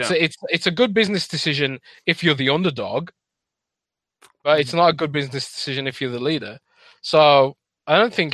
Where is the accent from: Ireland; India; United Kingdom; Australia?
United Kingdom; now in Germany; No, I am British, but I live British. In Germany.